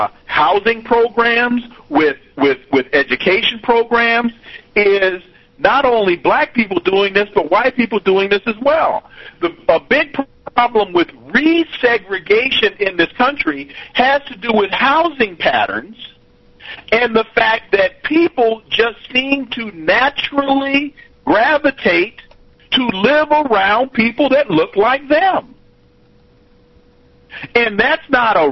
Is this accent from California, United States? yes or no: yes; California, United States; moved away; I'm originally from California